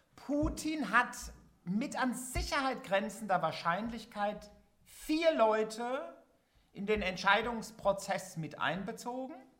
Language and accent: German; Germany; ich als Westdeutscher